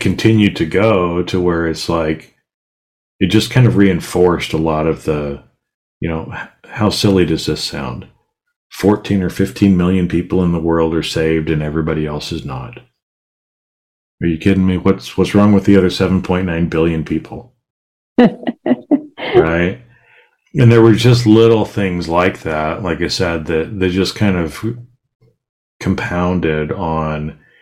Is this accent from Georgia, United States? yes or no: no; Boise, Idaho, United States; I grew up in Boise, so it's not like there's a bunch of water there